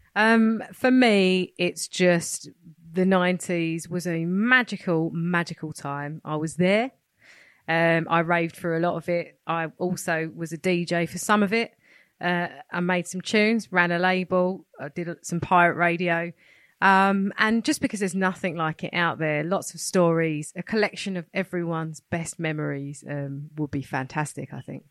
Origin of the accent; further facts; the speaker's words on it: London, United Kingdom; now in Hertfordshire, United Kingdom; I'm originally from Hackney, Clapton Massive